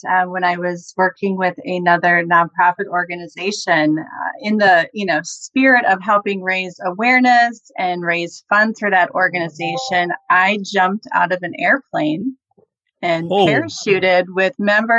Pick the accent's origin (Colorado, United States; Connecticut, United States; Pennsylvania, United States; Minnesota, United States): Minnesota, United States; accent: Minnesota; I was born and raised in Minnesota. So I'm a Midwest girl at heart. And certain words I'll say, you can hear the Minnesota accent come out.